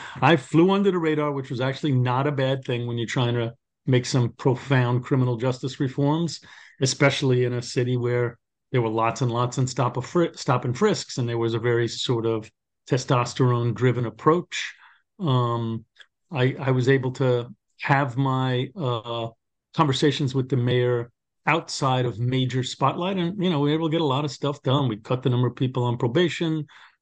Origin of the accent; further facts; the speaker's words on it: New York City, New York, United States; accent: New York; as you can tell from my accent, born and raised in Brooklyn